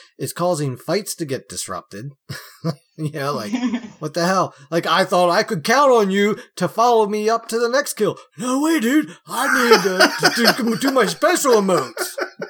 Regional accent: United States; I'm being American here.

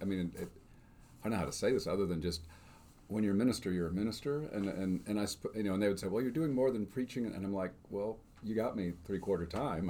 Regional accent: Northbrook, Illinois, United States; I grew up on Scott Road in Northbrook, Illinois.

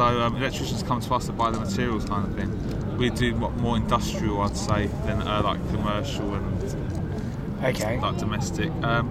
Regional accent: London, United Kingdom; I'm a Londoner. Yeah, I'd say. A South Londoner at that.

